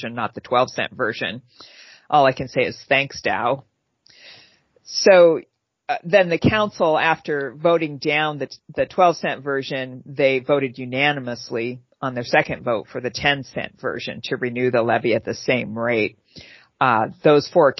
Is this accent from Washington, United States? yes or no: yes; Pierce County, Washington, United States; I'm a native of Washington State, so that's why I know how to pronounce it. I grew up in Pierce County.